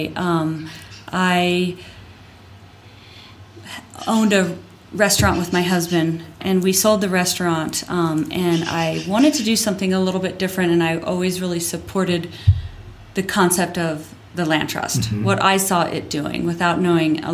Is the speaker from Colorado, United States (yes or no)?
yes; Littleton, Colorado, United States; also born or lived in Hawaii; now in Crested Butte, United States; I grew up in Littleton. I grew up in Bomar South